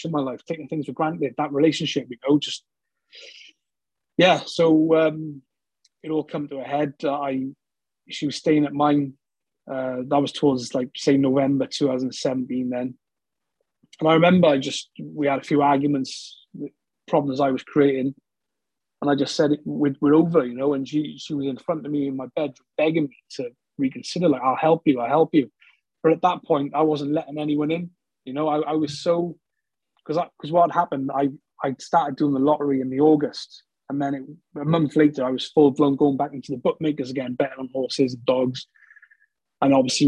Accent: Newport, Wales, United Kingdom; moved away as an adult; also born or lived in London / Bristol; I'm from Newport, South Wales, just over the Severn Bridge

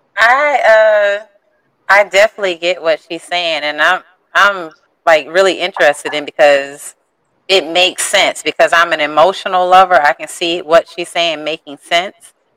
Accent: St. Petersburg, Florida, United States; I'm from St. Pete, Florida.

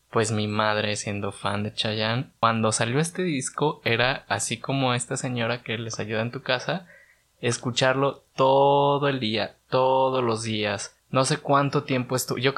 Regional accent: Morelia, Michoacán, Mexico; Mi concepto nació en Guadalajara, yo soy de Morelia

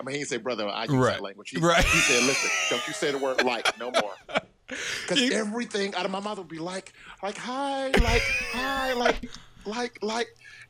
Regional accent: Cleveland Heights, Ohio, United States; moved away as an adult; now in Italy; I grew up in Cleveland Heights, University Heights, you know, which is a predominantly Jewish community.

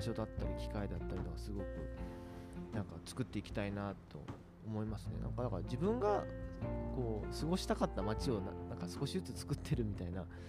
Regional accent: Ureshino, Saga, Japan; born or raised there

